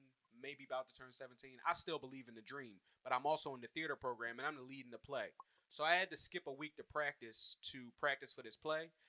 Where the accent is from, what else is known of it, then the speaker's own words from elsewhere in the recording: Willingboro, New Jersey, United States; I'm from Jersey